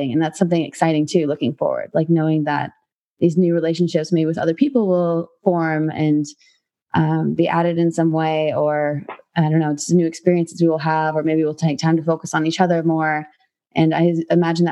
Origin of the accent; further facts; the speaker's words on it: Midwest, United States; moved away as an adult; now in Eastern Europe; growing up in the Midwest